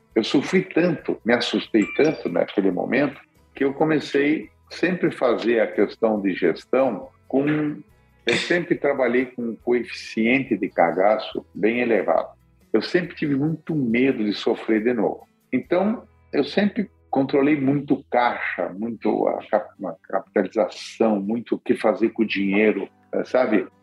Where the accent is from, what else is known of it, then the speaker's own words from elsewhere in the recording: Curitiba, Paraná, Brazil; moved away; also born or lived in Rondonópolis; como nós somos de Curitiba